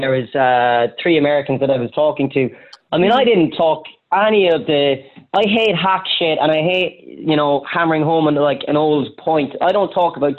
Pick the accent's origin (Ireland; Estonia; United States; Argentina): Ireland; as an Irish person